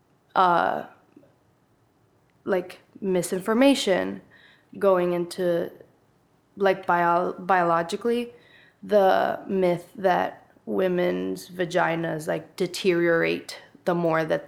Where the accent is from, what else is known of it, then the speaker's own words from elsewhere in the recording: Honduras; now in San Jose, Costa Rica; I was born in Honduras, and now I live in San Jose, Costa Rica